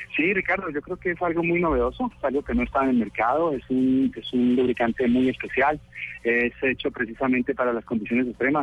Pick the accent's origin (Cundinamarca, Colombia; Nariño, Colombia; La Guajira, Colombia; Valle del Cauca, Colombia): Valle del Cauca, Colombia; Cali; Yo soy caleño.